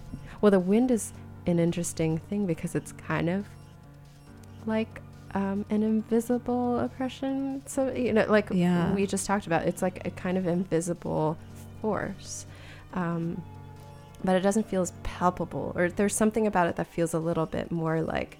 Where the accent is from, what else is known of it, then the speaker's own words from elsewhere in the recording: California, United States; the differences in the air from where I grew up in California